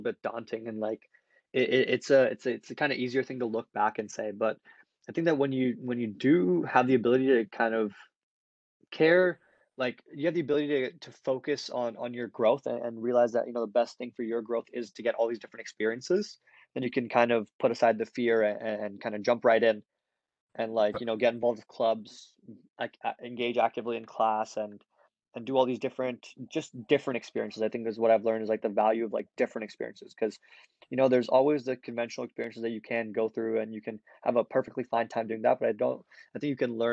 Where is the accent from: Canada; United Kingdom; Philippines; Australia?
Canada; Vancouver, British Columbia; moved away as an adult; also born or lived in India / Seattle / Kingston, Ontario; I was born in India, and then I lived there for 5 years, and then I moved to Seattle, and I lived there between the ages of between kindergarten grade 4, and then midway through grade 4, I moved to Vancouver. and it's where I've been all the way through grade 12 until I went to Queens.